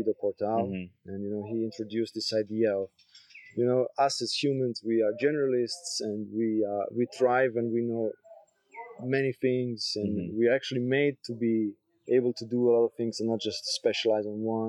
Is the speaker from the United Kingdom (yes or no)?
no; Switzerland; moved away as an adult; also born or lived in Croatia; now in Koh Phangan, Thailand; I was born in Croatia. I lived there first 4 years, then moved to Switzerland